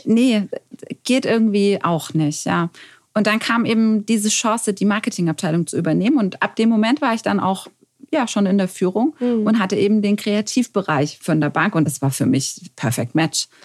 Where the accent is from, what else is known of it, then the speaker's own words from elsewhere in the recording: Stuttgart, Baden-Württemberg, Germany; ich als Stuttgarterin bin auch sowas von verliebt in meine Stadt